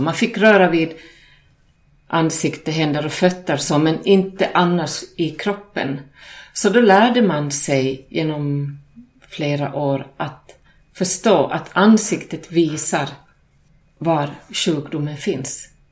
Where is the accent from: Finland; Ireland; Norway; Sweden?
Finland; Själv kommer jag från Finland och finlandssvensk